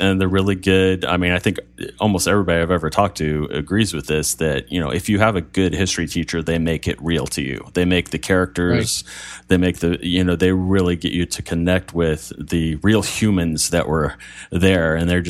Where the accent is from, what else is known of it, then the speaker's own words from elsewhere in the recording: United States; we know we're very American in a lot of ways, even as Greek as Pete is. We know we're very American.